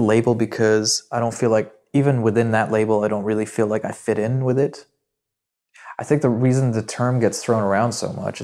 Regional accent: Dubai, United Arab Emirates; English is a second language; I feel like I'm from Dubai, but I'm actually Syrian and my parents moved out here.

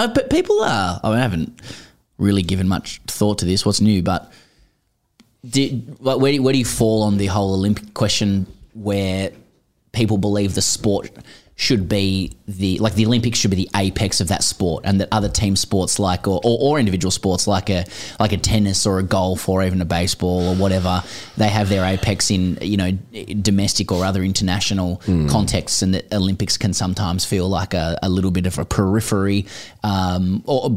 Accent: Australia; as an Australian

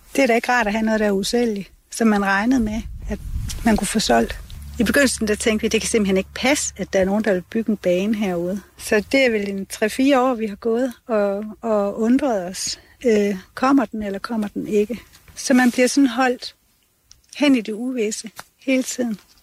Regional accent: Vester Smidstrup, Southern Denmark, Denmark; det er mit barndomshjem

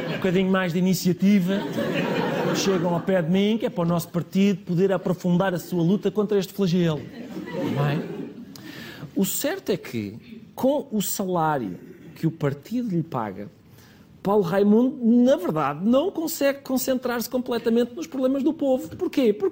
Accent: Lisbon, Portugal; born there; Aliás, eu disse, sou tanto de caminha como o antigo presidente de caminha, porque nascemos os dois em Lisboa.

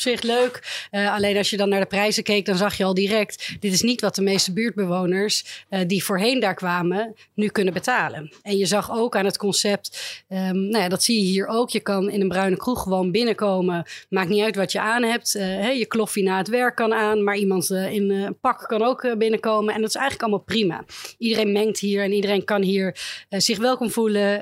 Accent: Amsterdam, North Holland, Netherlands

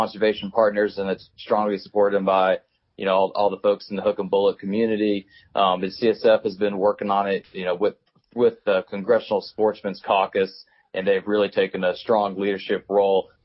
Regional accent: Hendersonville, North Carolina, United States; I grew up in Hendersonville, North Carolina

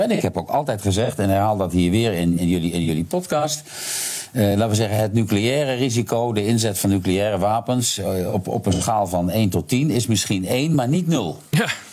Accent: Netherlands

